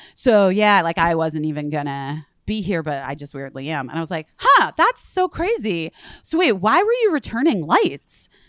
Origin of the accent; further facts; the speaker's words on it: Arizona, United States; now in New York, United States; I'm from Arizona